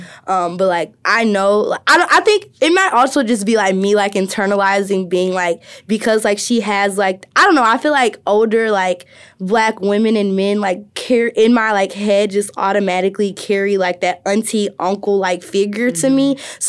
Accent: Birmingham, Alabama, United States; moved away as an adult; now in Ohio, United States; he knew I was from Birmingham

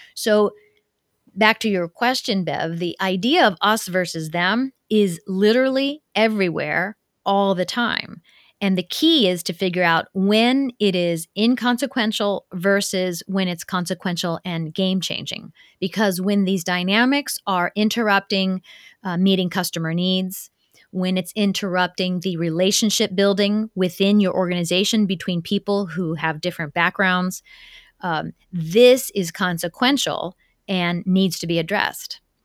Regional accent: Ohio, United States; also born or lived in Tokyo, Japan; I grew up in Ohio

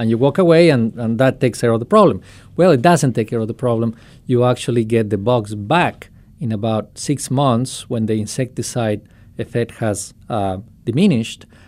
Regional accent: Quito, Pichincha, Ecuador; moved away as an adult; now in Ohio, United States; I am, uh, originally from Ecuador. I was born in Quito

